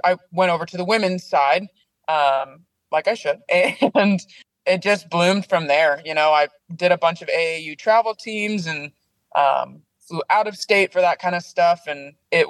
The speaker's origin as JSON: {"language": "English", "town": "Salem", "region": "Oregon", "country": "United States", "tie": "born or raised there", "said": "Oregon. Born and raised in Oregon"}